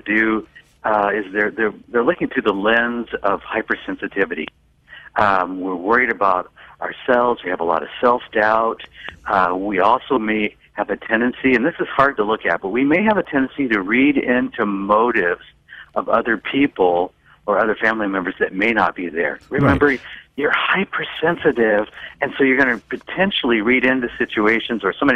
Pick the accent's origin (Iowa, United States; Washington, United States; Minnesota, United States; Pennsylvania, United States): Washington, United States; Seattle; I'm from Seattle